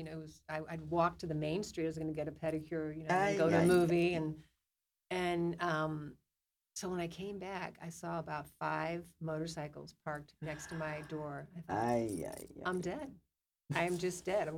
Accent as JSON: {"language": "English", "town": "St. Louis", "region": "Missouri", "country": "United States", "tie": "born or raised there", "moved": "yes", "said": "there was about four people or three people that I grew up with in St. Louis"}